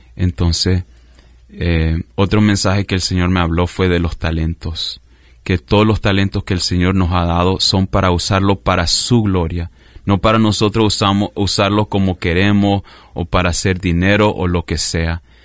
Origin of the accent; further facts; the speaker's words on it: Weston, Florida, United States; also born or lived in Michigan / Nicaragua (parents); mis padres son de Nicaragua. Yo nací en Michigan, pero crecí en, en Weston, en el sur de la Florida, básicamente en Fort Lauderdale, Miami, ah, esa área